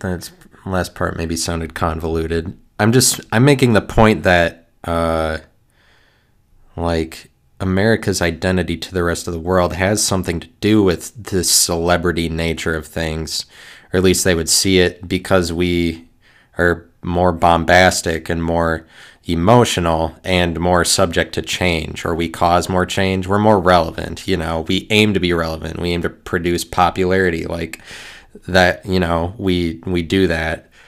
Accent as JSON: {"language": "English", "country": "United States", "said": "me being an American"}